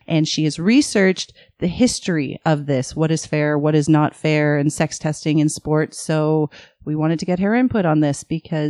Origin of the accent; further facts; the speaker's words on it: Toronto, Ontario, Canada; We're from Scarborough.